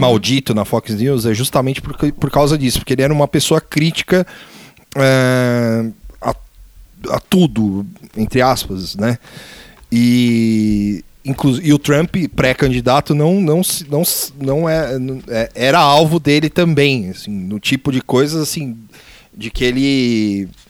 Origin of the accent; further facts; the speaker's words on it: Brazil; A gente como brasileiro